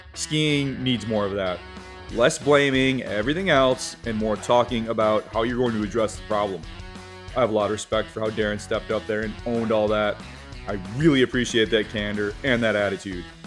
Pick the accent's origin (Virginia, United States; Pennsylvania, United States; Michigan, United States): Michigan, United States; I'm from Michigan